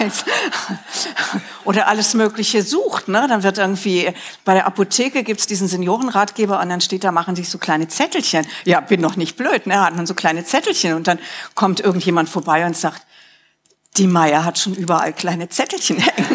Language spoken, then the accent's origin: German; Rhineland, Germany; moved away; wie in meiner Kindheit im Rheinland